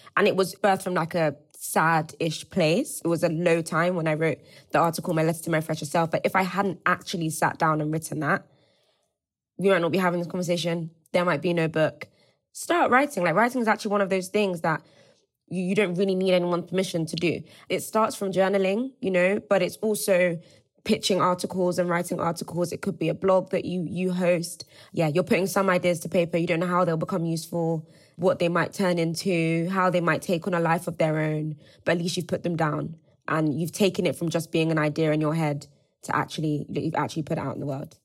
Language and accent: English; Nigeria; moved away; also born or lived in Cambridge, United Kingdom; I also went to Cambridge. I also left Nigeria